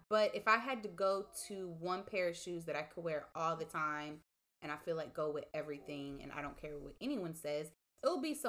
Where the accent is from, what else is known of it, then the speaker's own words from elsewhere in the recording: Houston, Texas, United States; also born or lived in Austin, Texas / Beaumont, Texas; Because I moved around between Austin, Beaumont, and Houston.